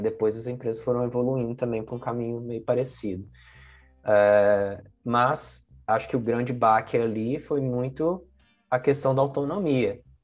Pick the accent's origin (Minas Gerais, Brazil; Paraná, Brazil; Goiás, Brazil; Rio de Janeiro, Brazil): Minas Gerais, Brazil; Belo Horizonte; moved away as an adult; now in San Francisco, United States; Eu sou original de Belo Horizonte, é, me mudei e aí foi direto, tá? Não passei por São Paulo nem nada, direto de Belo Horizonte para São Francisco